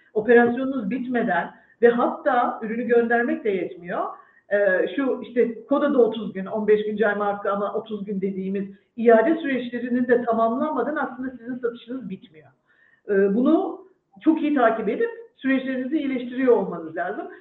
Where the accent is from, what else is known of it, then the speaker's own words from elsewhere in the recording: İzmir, Turkey; moved away as an adult; now in Istanbul, Turkey; İzmirliyim, karşıya kalayım. Bornova Vandal Sesi mezunuyum.